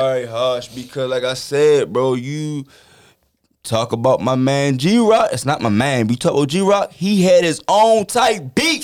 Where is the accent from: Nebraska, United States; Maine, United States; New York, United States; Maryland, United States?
Maryland, United States; Baltimore; I'm from Baltimore.